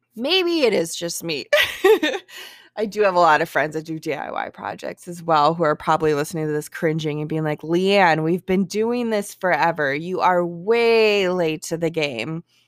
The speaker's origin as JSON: {"language": "English", "town": "Milwaukee", "region": "Wisconsin", "country": "United States", "tie": "born or raised there", "said": "my hometown, Milwaukee"}